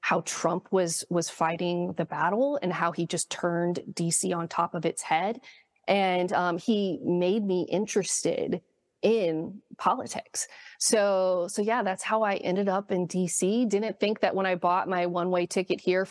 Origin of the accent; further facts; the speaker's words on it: Southern California, United States; I grew up in Southern California